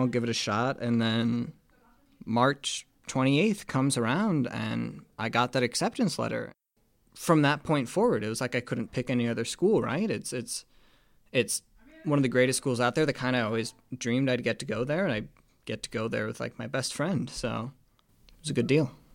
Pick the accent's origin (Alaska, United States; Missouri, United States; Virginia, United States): Alaska, United States; Anchorage; I'm a first year and I'm from Anchorage, Alaska.